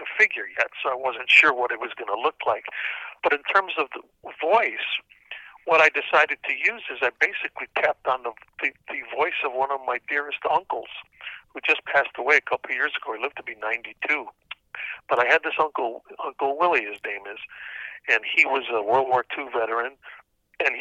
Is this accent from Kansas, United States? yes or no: no; Cicero, Illinois, United States; also born or lived in Chicago; I grew up in Cicero, Illinois, which is a suburb just outside Chicago